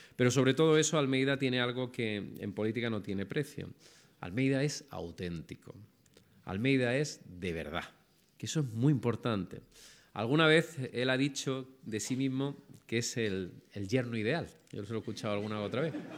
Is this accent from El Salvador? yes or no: no; Andalusia, Spain; tengo que vender mi tierra